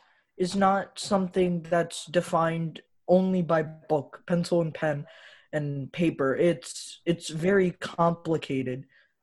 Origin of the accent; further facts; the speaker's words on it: United States; I'm Pakistani-American, born in America.